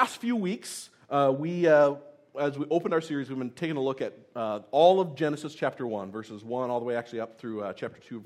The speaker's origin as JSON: {"language": "English", "region": "Tennessee", "country": "United States", "tie": "born or raised there", "said": "I was born in Tennessee"}